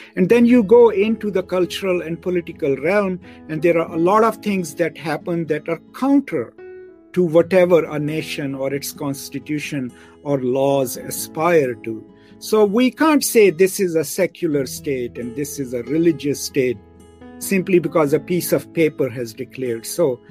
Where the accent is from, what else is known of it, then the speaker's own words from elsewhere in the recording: Pakistan; now in Dallas, United States; I'm a Pakistani